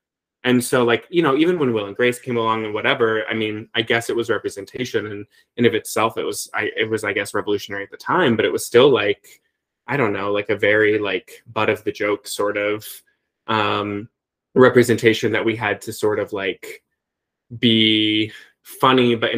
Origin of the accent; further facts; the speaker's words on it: United States; growing mm-hmm. up like queer in a very mm-hmm. small town and, you know, the border of Illinois and Iowa, like, you know, 1,200 people in my hometown